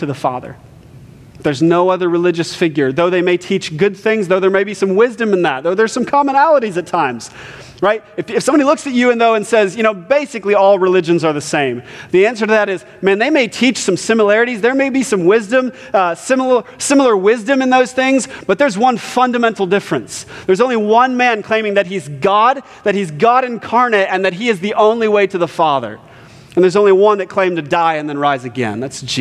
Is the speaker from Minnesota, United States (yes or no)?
no; Ohio, United States; I'm from the Midwest, born and raised in Ohio.